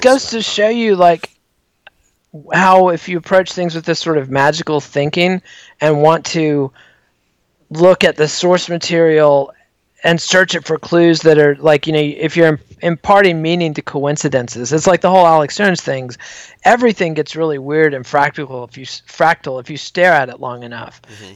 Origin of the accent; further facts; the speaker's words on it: Borger, Texas, United States; a kid growing up in Borger, Texas